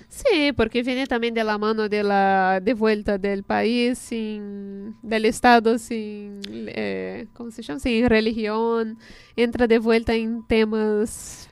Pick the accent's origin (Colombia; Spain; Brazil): Brazil; Spanish is a second language; moved away